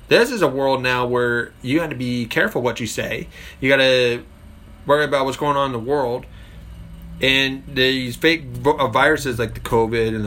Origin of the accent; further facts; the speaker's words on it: United Kingdom; But me, I'm a Brit, I'm a proud gun owner